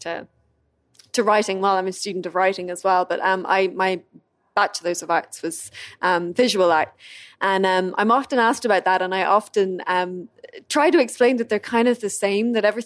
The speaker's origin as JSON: {"language": "English", "country": "Ireland", "first_language": "English", "said": "I'm Irish"}